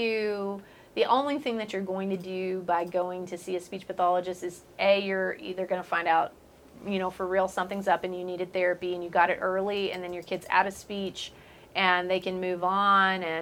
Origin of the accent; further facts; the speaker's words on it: Waco, Texas, United States; I'm from Waco.